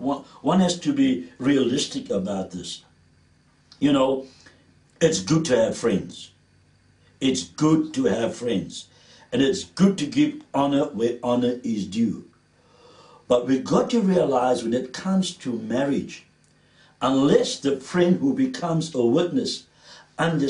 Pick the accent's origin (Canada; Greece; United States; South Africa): South Africa; Cape Town, Western Cape; accent: Cape Townian; my Cape Townian accent comes out sometimes